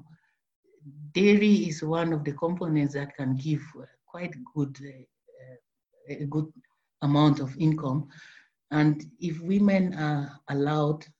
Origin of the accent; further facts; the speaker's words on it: Cameroon; now in Netherlands; from Cameroon originally